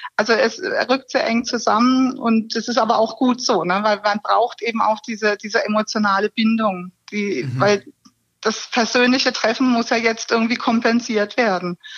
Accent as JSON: {"language": "German", "town": "Karlsruhe", "region": "Baden-Württemberg", "country": "Germany", "tie": "born or raised there", "also_born_or_lived": "Pforzheim / Stuttgart", "said": "Ich bin in Karlsruhe geboren und habe BWL studiert im schönen Pforzheim"}